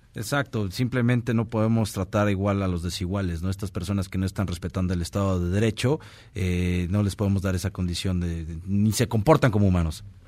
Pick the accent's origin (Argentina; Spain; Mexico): Mexico; como mexicanos